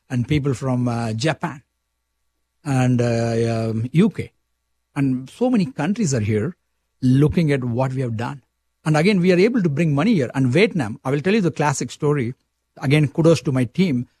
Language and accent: English; India; moved away as an adult; now in Saskatchewan, Canada; You can see from a slang, I'm from India